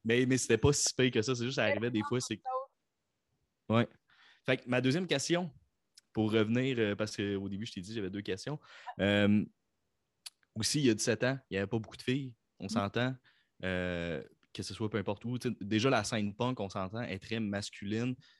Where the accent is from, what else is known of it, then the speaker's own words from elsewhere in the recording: Quebec, Canada; accent: Quebec; au Québec, on fait ah, j'ai un accent